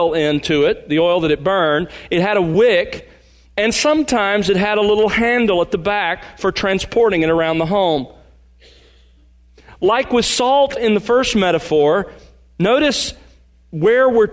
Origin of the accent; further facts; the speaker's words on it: Mobile, Alabama, United States; I grew up in Mobile, Alabama